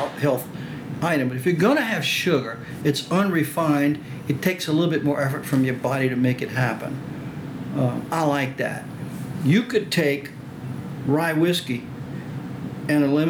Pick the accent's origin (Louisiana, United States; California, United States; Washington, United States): Louisiana, United States; Cajun; accent: Cajun; first language French; English is a second language; I'm Cajun, which is a descendant of the immigrants around Lafayette